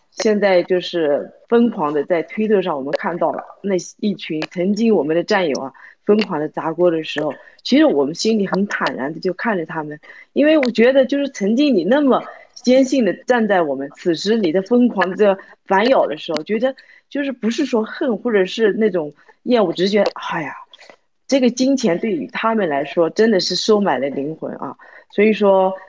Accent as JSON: {"language": "Chinese", "country": "China", "said": "所以我们中国人都要响应这个声音"}